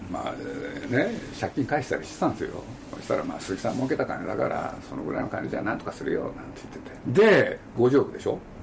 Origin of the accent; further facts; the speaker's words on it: Nagoya, Aichi, Japan; moved away; 僕のふるさとでもあるんですけれど